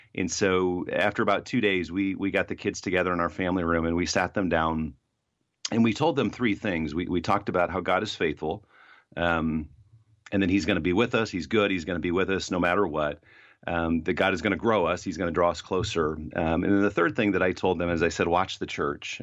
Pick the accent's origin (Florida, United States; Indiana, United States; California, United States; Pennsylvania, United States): Indiana, United States; Fort Wayne; moved away; also born or lived in Ohio; I hadn't lived in my hometown of Fort Wayne, Indiana, in a long time